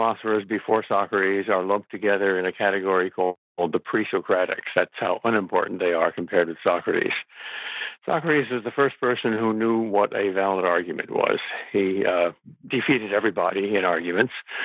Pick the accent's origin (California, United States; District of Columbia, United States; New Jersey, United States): New Jersey, United States; Jersey Shore; I grew up on the Jersey Shore